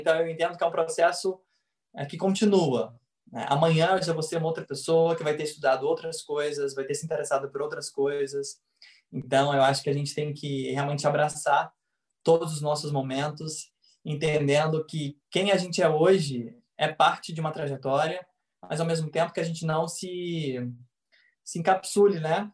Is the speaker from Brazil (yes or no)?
yes; Goiânia, Goiás, Brazil; also born or lived in Rio de Janeiro; eu sou goiano, nascido e criado em Goiânia